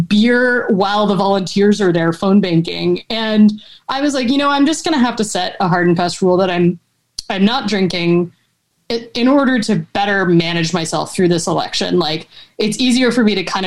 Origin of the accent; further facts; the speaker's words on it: Cincinnati, Ohio, United States; I'm from Cincinnati